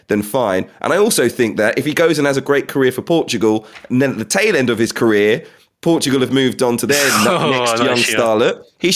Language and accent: English; England, United Kingdom; I was born in England.